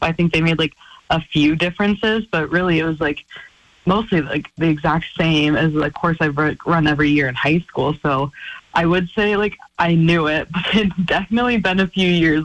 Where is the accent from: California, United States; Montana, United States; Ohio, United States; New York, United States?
Montana, United States; Missoula; moved away as an adult; now in Flagstaff, United States; this is my hometown